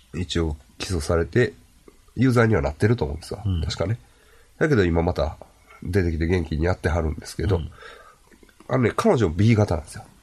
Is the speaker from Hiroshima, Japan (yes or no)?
no; Ashiya, Hyogo, Japan; 僕も芦屋出身ですから、はい、西宮神社にはまあ、まあ、よう、よう行ったというか、ちっちゃい頃からね